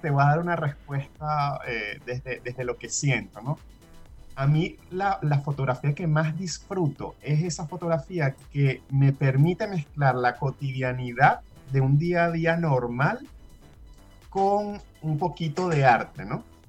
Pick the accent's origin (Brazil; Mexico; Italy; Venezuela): Venezuela; now in Chile; al ser venezolano